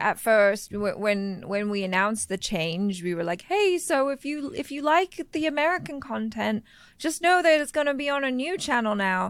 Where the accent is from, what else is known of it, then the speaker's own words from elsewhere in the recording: Thailand; moved away; growing up in Thailand, uh, in the school I went